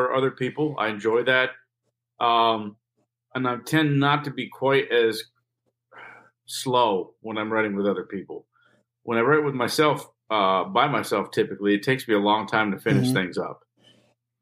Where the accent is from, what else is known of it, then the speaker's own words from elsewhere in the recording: New York, United States; We're from Canada